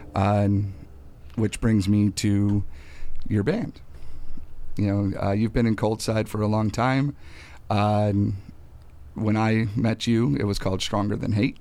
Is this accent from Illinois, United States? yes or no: yes; North Chicago, Illinois, United States; I'm from North Chicago